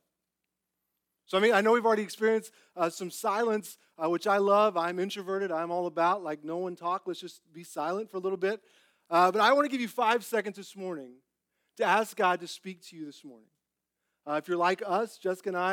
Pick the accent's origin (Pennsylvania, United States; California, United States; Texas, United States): Texas, United States; also born or lived in Clyde, Texas; growing up in Texas